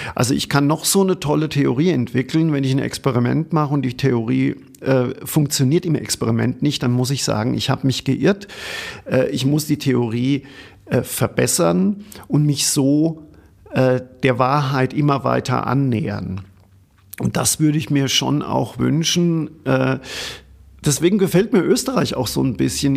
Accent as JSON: {"language": "German", "country": "Germany", "said": "ich komme aus Deutschland"}